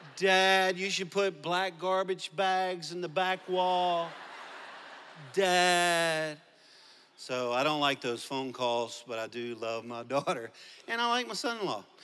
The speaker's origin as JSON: {"language": "English", "region": "Louisiana", "country": "United States", "accent": "Cajun", "moved": "yes", "lives_now": "Arkansas, United States", "said": "i'm a cajun from Louisiana. I live in Arkansas, two different places"}